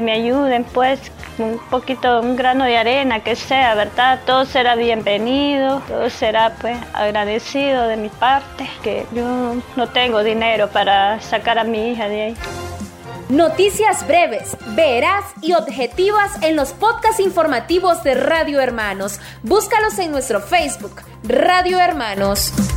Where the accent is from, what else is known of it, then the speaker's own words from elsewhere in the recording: Matagalpa, Nicaragua; la otra familia es, es de aquí, Matagalpa también